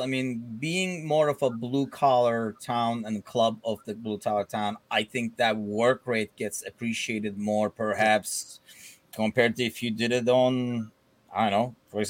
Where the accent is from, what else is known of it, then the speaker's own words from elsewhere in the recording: Istanbul, Turkey; went and played for Fenerbahce in Turkey, you know, like my hometown club.